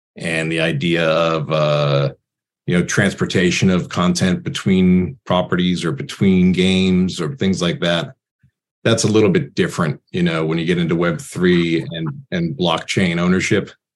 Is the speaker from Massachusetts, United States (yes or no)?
yes; Boston, Massachusetts, United States; I grew up in Boston